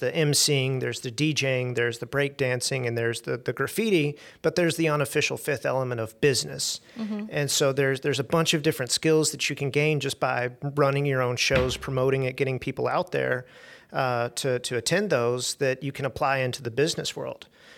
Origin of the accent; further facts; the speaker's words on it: Little Rock, Arkansas, United States; So I was born and raised in Little Rock, and I'm fortunate.